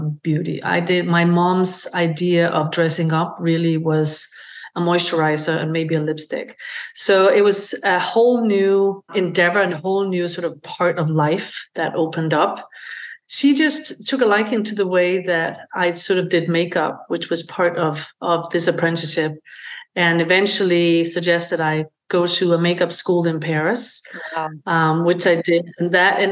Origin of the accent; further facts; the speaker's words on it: Denmark; moved away as an adult; I am originally from Denmark. I grew up on a working farm in rural Denmark.